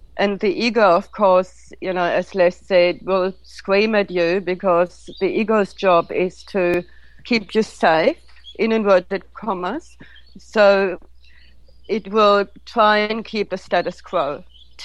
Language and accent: English; Germany; moved away; also born or lived in India; I grew up in Germany with parents that basically didn't acknowledge emotions at all